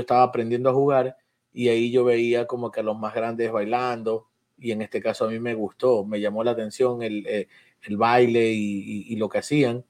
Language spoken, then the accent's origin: Spanish; Guayaquil, Guayas, Ecuador; now in New York, United States; yo salí de Mapasingue de muy niño y, y fui a Sauces